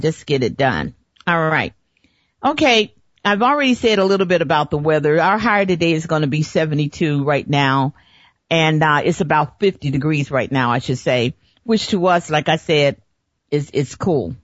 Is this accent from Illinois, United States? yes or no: yes; Chicago, Illinois, United States; moved away as an adult; now in Phoenix, United States; growing up in Chicago